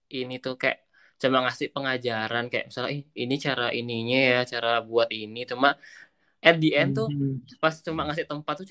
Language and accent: Indonesian; Bali, Indonesia; uh, asal aku dari Bali terus aku, ya aku emang orangnya bukan bukan